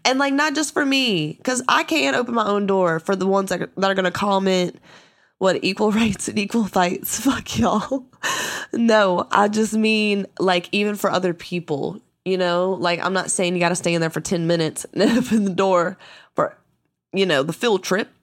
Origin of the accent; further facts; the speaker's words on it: the South, United States; I grew up in the South